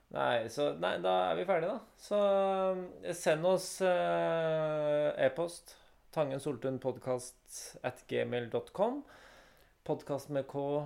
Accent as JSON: {"language": "Norwegian", "town": "Lier", "region": "Buskerud", "country": "Norway", "tie": "born or raised there", "said": "jeg har vokst opp i Lier"}